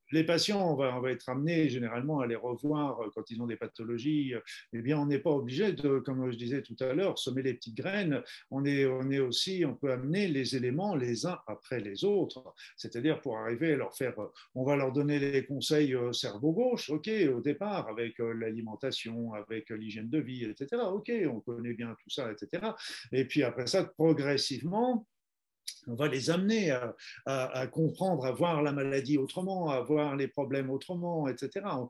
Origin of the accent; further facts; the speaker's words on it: Normandy, France; je suis normand d'origine